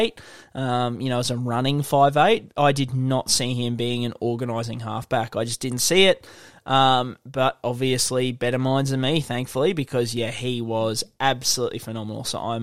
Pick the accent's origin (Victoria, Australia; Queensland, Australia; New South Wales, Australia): Queensland, Australia; as a Queenslander